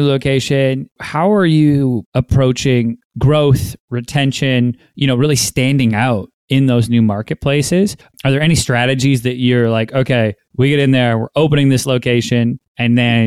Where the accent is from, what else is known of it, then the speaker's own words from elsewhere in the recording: Vancouver, British Columbia, Canada; moved away; I'm from Vancouver, Canada. I go home to Vancouver.